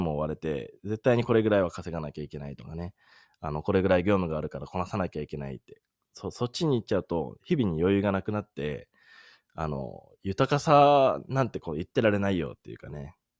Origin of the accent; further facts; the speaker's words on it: Sendai, Miyagi, Japan; moved away as an adult; まあ自分、出身は仙台なんですけど